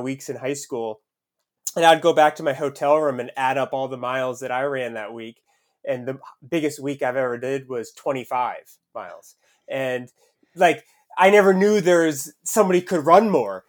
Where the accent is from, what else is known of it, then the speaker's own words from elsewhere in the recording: Southern Maine, United States; I grew up in Southern Maine, so it was about two hours north of Boston.